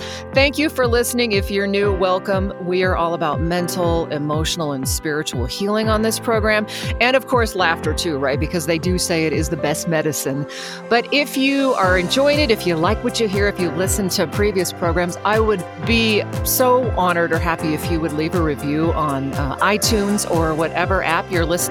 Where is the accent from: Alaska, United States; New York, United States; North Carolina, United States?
Alaska, United States; also born or lived in Roseville, California; now in Reno, United States; being an Alaska girl or, you know, growing up in Alaska